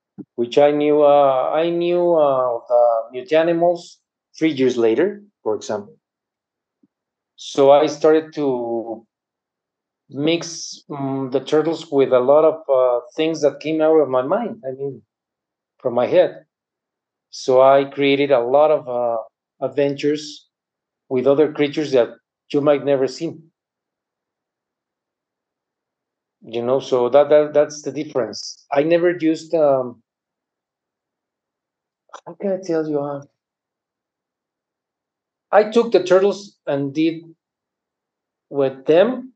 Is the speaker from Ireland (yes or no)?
no; Mexico; I'm from Mexico